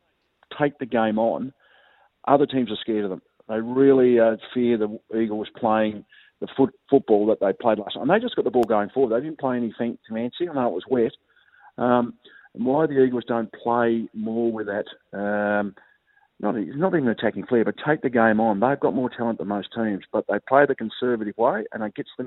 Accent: Hobart, Tasmania, Australia; moved away; I'm originally from Hobart

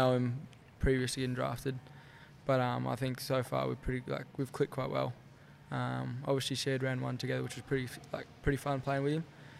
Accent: Fitzroy Crossing, Western Australia, Australia; moved away; Back home is quite remote, so I'm from Fitzroy Crossing. It's like, a lot of people might not know, but that's like 3 hours inland from Broome. So it's still a very remote community and very strong culture back there.

